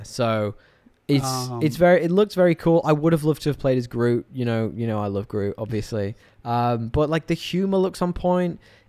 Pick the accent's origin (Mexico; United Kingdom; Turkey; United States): United Kingdom; England; I'm English.